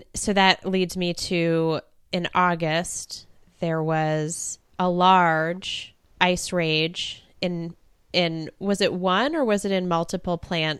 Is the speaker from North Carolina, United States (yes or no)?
yes; North Carolina, United States; I was born in North Carolina, but that doesn't quite count in the rural South.